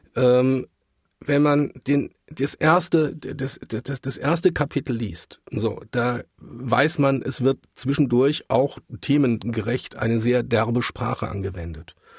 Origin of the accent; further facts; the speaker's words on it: Mannheim, Baden-Württemberg, Germany; ich bin tatsächlich gebürtiger Mannheimer